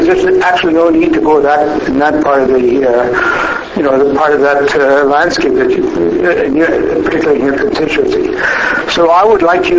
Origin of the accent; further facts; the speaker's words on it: Saskatchewan, Canada; now in Lethbridge, Canada; I'm from Saskatchewan formerly.